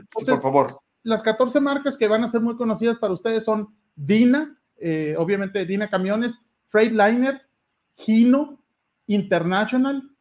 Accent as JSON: {"language": "Spanish", "town": "Hermosillo", "region": "Sonora", "country": "Mexico", "tie": "born or raised there", "said": "yo soy originario de Hermosillo, de Sonora"}